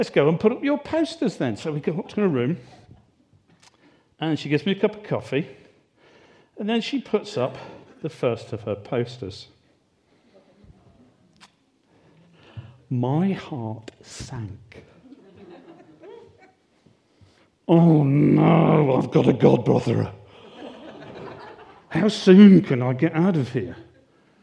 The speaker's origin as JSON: {"language": "English", "country": "United Kingdom", "said": "we're British"}